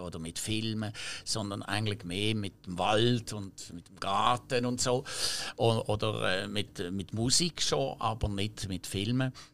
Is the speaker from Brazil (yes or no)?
no; Basel, Basel-Stadt, Switzerland; accent: Baseldeutsch; first language French; German is a second language; Ich bin ja französisch sprechend aufgewachsen in Basel, aber französisch sprechend